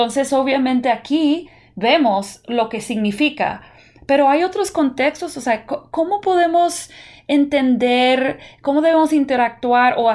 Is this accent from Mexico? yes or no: no; United States; yo puedo decir como una persona que toda mi niñez la pasé en Estados Unidos, yo nunca recuerdo asociar Halloween con brujas.